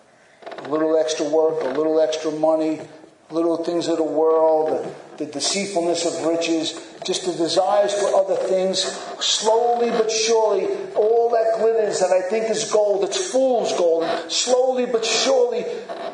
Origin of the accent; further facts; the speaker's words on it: United States; especially as American Christians